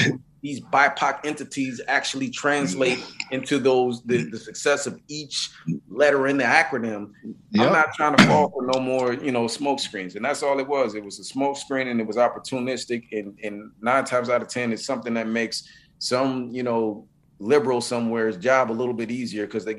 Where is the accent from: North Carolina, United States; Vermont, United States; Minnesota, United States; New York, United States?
Minnesota, United States; also born or lived in Mississippi; I'm from Mississippi, you know, and I grew up in Minnesota